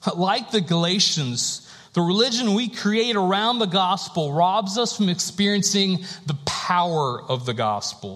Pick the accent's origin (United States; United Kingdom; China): United States; North Carolina; I was born and raised in North Carolina